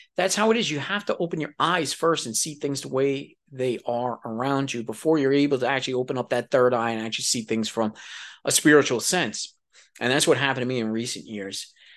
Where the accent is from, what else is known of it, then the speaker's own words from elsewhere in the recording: New York City, New York, United States; moved away; I was a dude from New York City